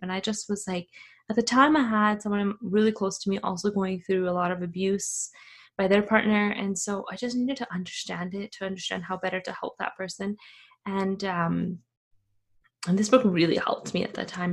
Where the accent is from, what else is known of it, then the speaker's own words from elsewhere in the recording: Afghanistan; moved away; I am from Afghanistan.